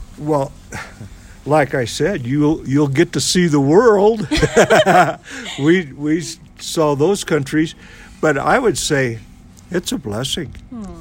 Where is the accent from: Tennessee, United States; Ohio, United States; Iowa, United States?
Iowa, United States; Burlington; now in Marion, United States; we left our city where we grew up. I've always been an Iowan. My home city is Burlington